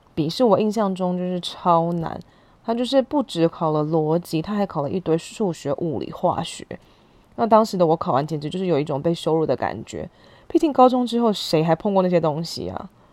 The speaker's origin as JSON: {"language": "Chinese", "region": "Hsinchu", "country": "Taiwan", "tie": "born or raised there", "also_born_or_lived": "Taipei", "moved": "as an adult", "said": "虽然出生在台北，但我在新竹住了十年，大学的时候搬回来念书"}